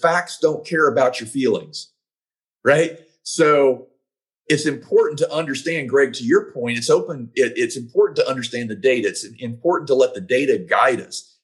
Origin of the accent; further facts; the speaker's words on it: Georgia, United States; my home state of Georgia